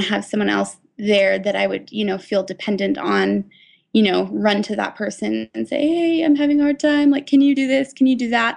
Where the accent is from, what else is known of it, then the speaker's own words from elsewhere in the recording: Seattle, Washington, United States; I'm from Seattle, uh, so I went to the University of Washington